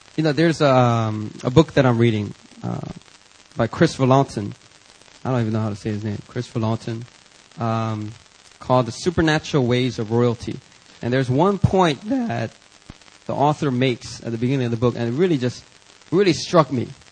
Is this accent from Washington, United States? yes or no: no; Philadelphia, Pennsylvania, United States; growing up in Philadelphia, you know, you you kind of pick up certain vocabulary words